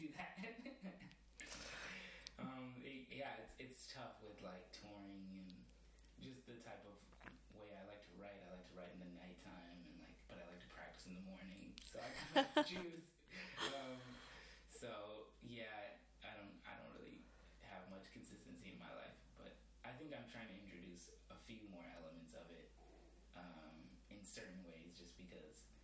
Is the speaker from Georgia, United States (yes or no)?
no; Berkeley, California, United States; moved away as an adult; now in New York, United States; I was born in New York, but I moved to the Bay Area when I was like less than a year old. So I grew up in Berkeley, California